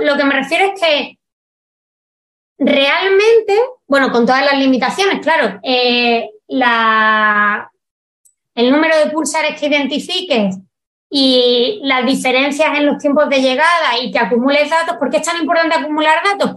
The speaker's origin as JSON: {"language": "Spanish", "country": "Spain", "said": "soy española y sé cómo se traducen las cosas en español"}